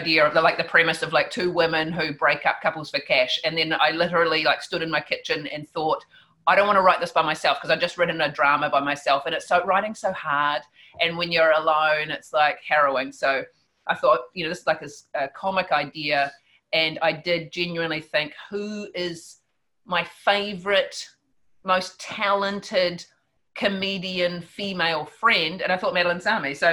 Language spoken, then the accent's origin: English; Wellington, New Zealand; I came up from Wellington